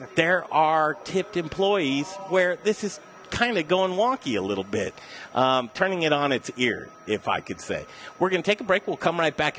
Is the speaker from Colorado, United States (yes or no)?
yes; Denver, Colorado, United States; Denver, Colorado, I'm a native boy, 47 years. I grew up in Cherry Creek.